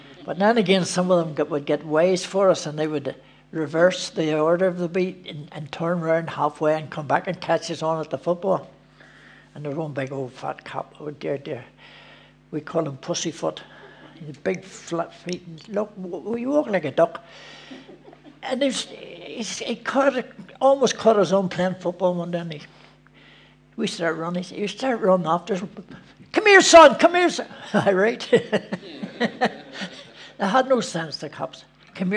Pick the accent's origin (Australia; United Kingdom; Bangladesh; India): United Kingdom; Belfast, Northern Ireland; also born or lived in Philadelphia, United States; I was raised in Belfast, a district called the Hammer, up the Shankill